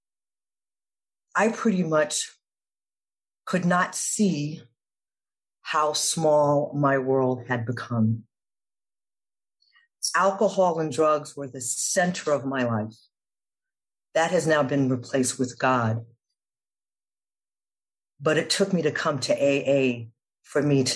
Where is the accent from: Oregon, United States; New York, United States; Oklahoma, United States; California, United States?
New York, United States; New York City; I grew up in New York City in the 80s.